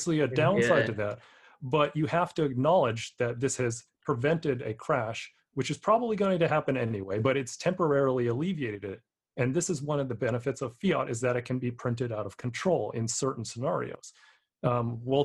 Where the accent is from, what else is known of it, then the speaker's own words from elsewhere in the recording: San Francisco, California, United States; my hometown of San Francisco